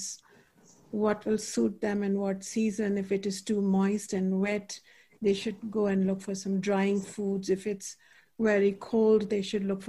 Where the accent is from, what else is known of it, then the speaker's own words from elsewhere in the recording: India; moved away; when I was growing up in India